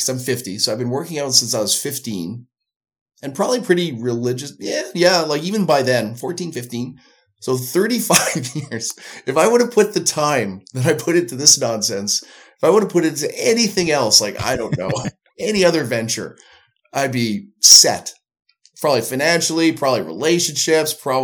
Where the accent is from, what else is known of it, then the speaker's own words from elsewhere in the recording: Canada; now in Winnipeg, Canada; I'm Canadian